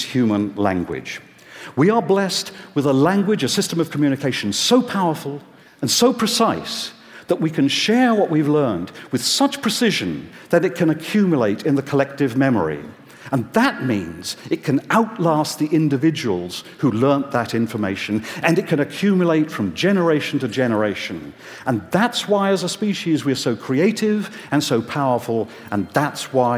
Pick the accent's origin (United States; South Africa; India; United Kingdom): United Kingdom; England; as a child growing up in England